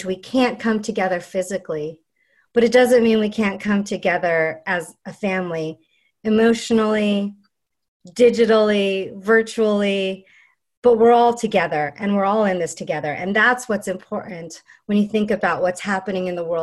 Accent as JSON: {"language": "English", "country": "United States", "tie": "born or raised there", "said": "I am Filipino American. My parents immigrated here just before I was born"}